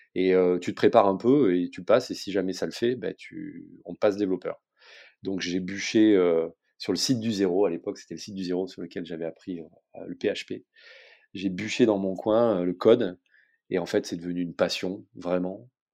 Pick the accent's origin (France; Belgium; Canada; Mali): France; south of France; je viens du sud de la France